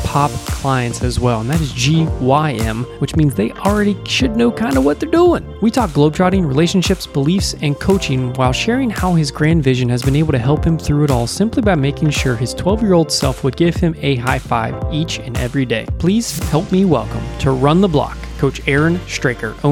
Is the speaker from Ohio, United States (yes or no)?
no; West Virginia, United States; I'm from West Virginia